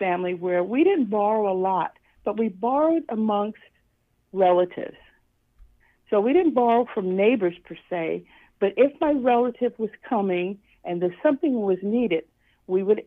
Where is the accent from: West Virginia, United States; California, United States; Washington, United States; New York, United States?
New York, United States; moved away as an adult; now in Florida, United States; I originally am from New York, and I've settled in Florida since I retired.